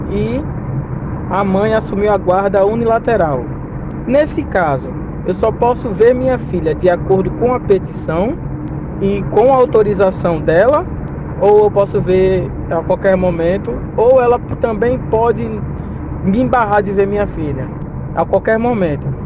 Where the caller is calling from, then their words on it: Pernambuco, Brazil